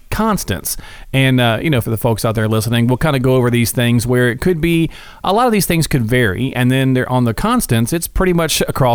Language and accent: English; Morristown, Tennessee, United States; we're from Tennessee. Sometimes might say it a little different. I'm from Morristown, right?